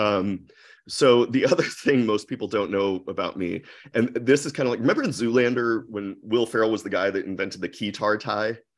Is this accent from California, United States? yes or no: no; Akron, Ohio, United States; moved away as an adult; also born or lived in New York / San Francisco; I grew up in Akron, Ohio